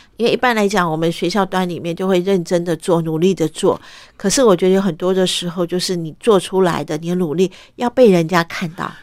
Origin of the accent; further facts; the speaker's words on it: Taipei, Taiwan; also born or lived in Vietnam; 我的受教育都是从台湾开始